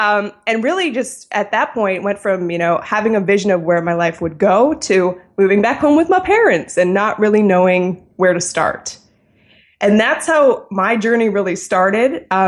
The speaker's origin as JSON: {"language": "English", "country": "Canada", "said": "Yes, I'm from the Great White North, Canada. Great place to be from."}